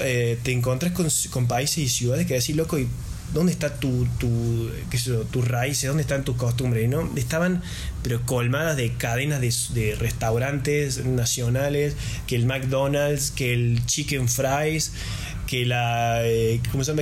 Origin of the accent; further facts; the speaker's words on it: Argentina; los argentinos tenemos esta imposición del 30% en cada gasto